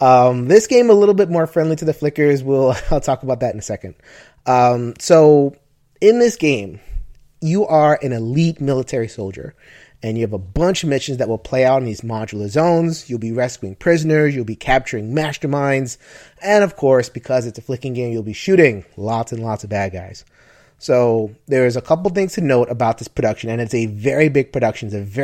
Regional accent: New York, United States; because I'm a New Yorker.

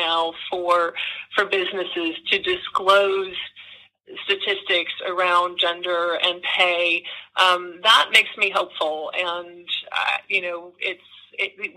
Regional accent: California, United States; now in New York, United States; I'm originally from California, but I've been in New York for more than 20 years now

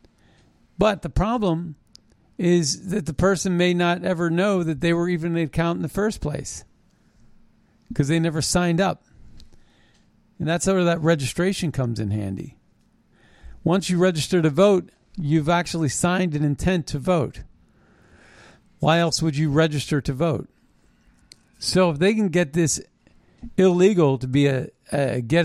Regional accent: United States; I was born in America

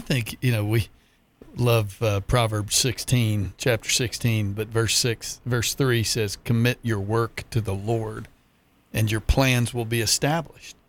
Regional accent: Texas, United States; moved away as an adult; now in Jacksonville, United States; I certainly wasn't going to leave my home state of Texas

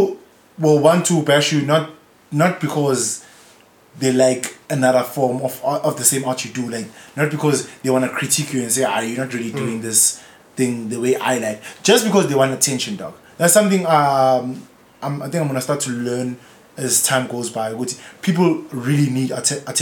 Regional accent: South Africa; also born or lived in Eastern Cape; I was born in Eastern Cape, but that's purely because my mom wanted to get on a plane for some reason and go visit the Eastern Cape. Otherwise, I probably would have been born in Foso, dog. I've lived there all my whole life

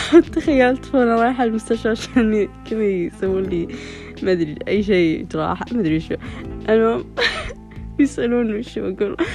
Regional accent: Saudi Arabia; وفي كذا عندنا بالسعودية يعني مثلا يعني قتل يعني من خمسة وعشرين لثلاثين سنة

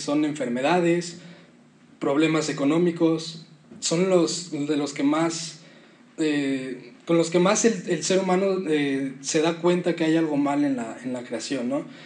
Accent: Mexico; nuestro contexto en México

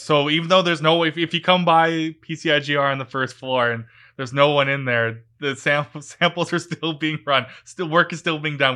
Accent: Vancouver, British Columbia, Canada; I grew up in the Lower Mainland in Vancouver and went to school here, did my grad school here

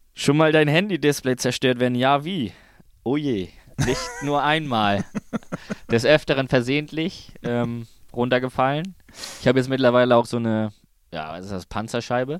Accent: Kiel, Schleswig-Holstein, Germany; in Kiel, meine Heimat

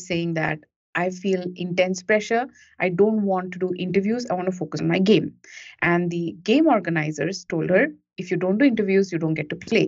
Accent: India; moved away as an adult; also born or lived in United States; now in Singapore; I was born in India, and like a lot of Indian kids

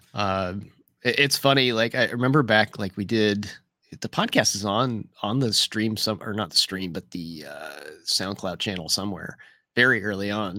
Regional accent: near Louisville, Kentucky, United States; Louisville's, uh, close to my, my hometown here

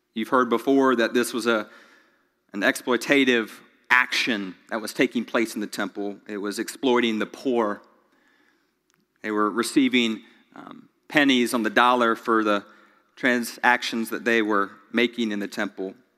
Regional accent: Greenville, United States; also born or lived in Charlotte, North Carolina; I was born in Charlotte, grew up in Greenville

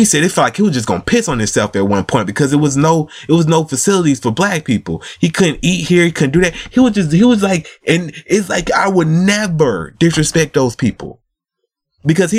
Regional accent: United States; We was born in America

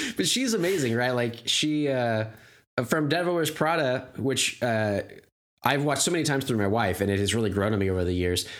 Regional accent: United States; I'm an American

